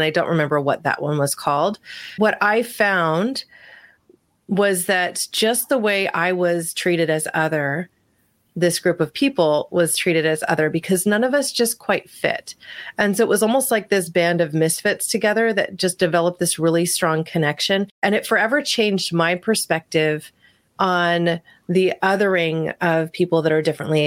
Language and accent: English; Medford, Oregon, United States; growing up in Southern Oregon in this small town of Medford